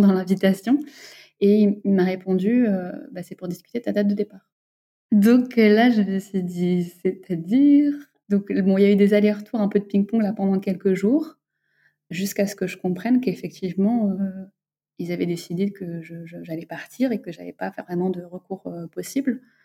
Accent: Bordeaux, Nouvelle-Aquitaine, France; moved away as an adult; also born or lived in Lyon / Paris; now in Dakar, Senegal; je viens de Bordeaux. J'ai grandi à Bordeaux.

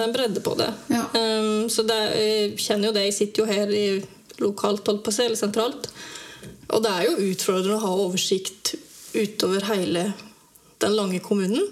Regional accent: Dalen, Telemark, Norway; moved away as an adult; also born or lived in Grimstad; now in Seljord, Norway; Jeg er egentlig fra Dalen

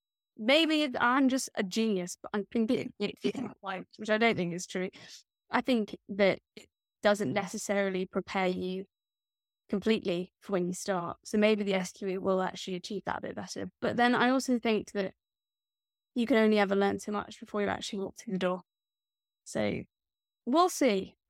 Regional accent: Scotland, United Kingdom; but that makes because I'm Scottish.

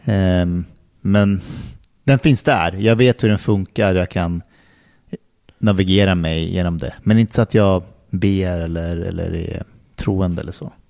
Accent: Älta, Stockholm County, Sweden; Vi i Älta var mer arbetarklass.

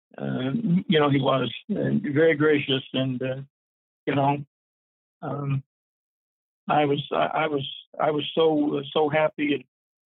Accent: Fredericton, New Brunswick, Canada; moved away as an adult; I go back to my hometown, Fredericton

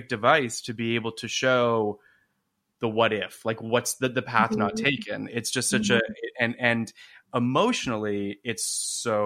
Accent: Toronto, Ontario, Canada; moved away; I'm from Toronto originally, so we didn't have Dean and DeLuca in Toronto

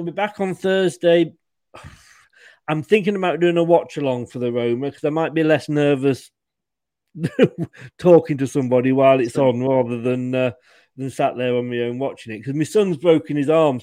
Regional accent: England, United Kingdom; I'm not Scottish, I'm English.

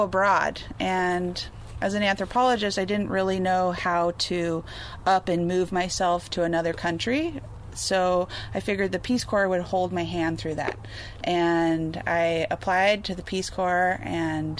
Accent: San Diego, California, United States; I grew up in Southern California

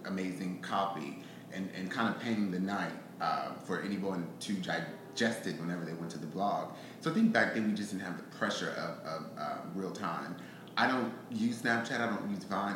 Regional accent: Houston, Texas, United States; moved away as an adult; also born or lived in Atlanta; me Houston

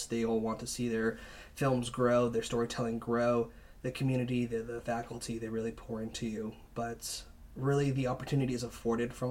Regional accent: California, United States; actually, uh, I came from San Francisco area

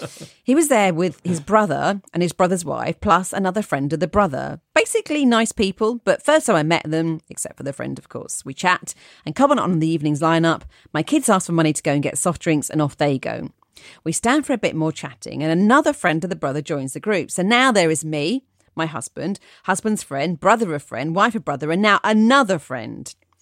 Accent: Nyon, Vaud, Switzerland; I was at a large music festival near my hometown of Nyon, near Geneva, Switzerland.

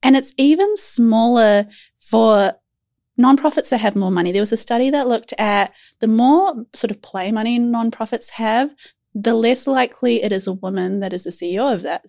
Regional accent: New Zealand; as a Kiwi

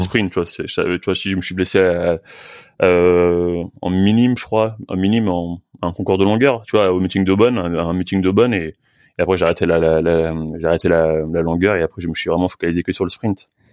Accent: France; je suis français, je suis pas, suis pas brésilien

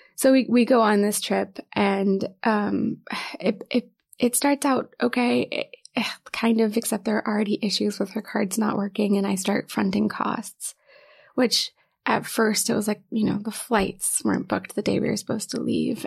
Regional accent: Knoxville, Tennessee, United States; moved away as an adult; also born or lived in Ohio; now in New York, United States; I'm originally from Knoxville, Tennessee.

